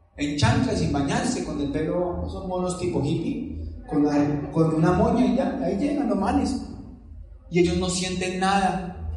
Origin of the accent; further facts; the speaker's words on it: Palmira, Valle del Cauca, Colombia; Yo soy de Palmira Valle, una ciudad pequeña también de 300.000 habitantes